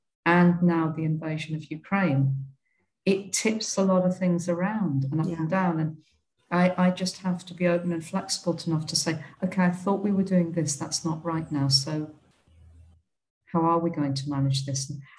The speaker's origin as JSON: {"language": "English", "country": "United Kingdom", "tie": "born or raised there", "moved": "as an adult", "lives_now": "India", "said": "Coming out of growing up in Britain, I don't know what it's like I haven't lived in Australia or New Zealand"}